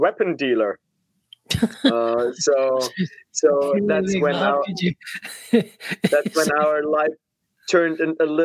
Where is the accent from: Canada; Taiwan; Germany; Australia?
Germany; Pforzheim, Baden-Württemberg; I'm originally from Germany. So I was born in Pforzheim, which is close to Stuttgart in the south of Germany.